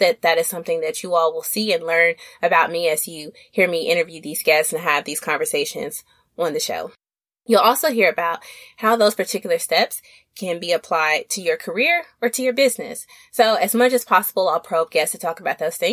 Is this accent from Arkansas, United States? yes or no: yes; Little Rock, Arkansas, United States; accent: Southern; now in East Coast, United States; I'm a Southern chick from Little Rock, Arkansas